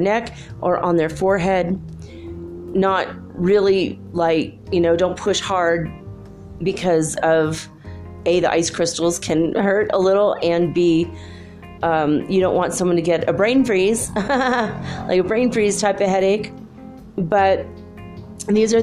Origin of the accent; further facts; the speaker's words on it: Southern California, United States; I grew up in Southern California